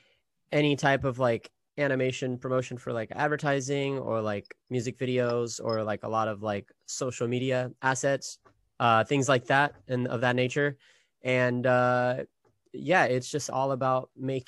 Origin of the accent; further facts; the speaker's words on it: Sacramento, California, United States; moved away; I'm from Sacramento originally